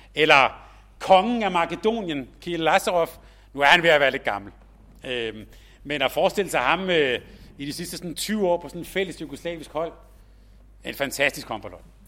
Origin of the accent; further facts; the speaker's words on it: Helsingør, Capital Region of Denmark, Denmark; jeg er vokset op i Helsingør